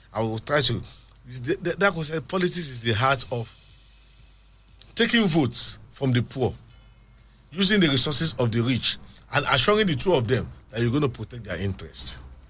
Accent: Abeokuta, Ogun State, Nigeria; Yes, I'm actually from Isaliake in Abeokuta.

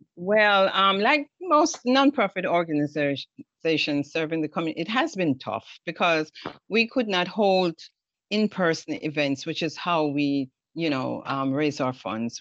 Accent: Jamaica; now in United States; as a Jamaican

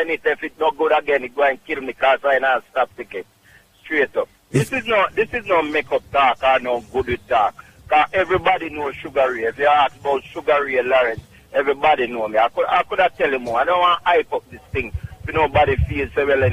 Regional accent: Clark's Town, Trelawny, Jamaica; also born or lived in Bronx, New York; now in New York, United States; Clarkstown, Jamaica, Trelawney.

